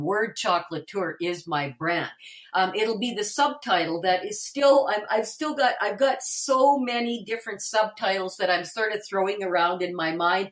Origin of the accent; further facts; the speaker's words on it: Winnipeg, Manitoba, Canada; I was born and raised in Winnipeg, and I have lived just outside of Winnipeg my entire life.